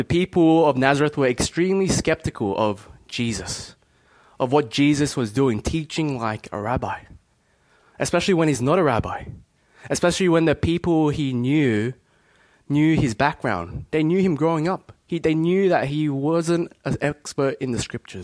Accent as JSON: {"language": "English", "town": "Bankstown", "region": "New South Wales", "country": "Australia", "tie": "born or raised there", "said": "I grew up in Bankstown"}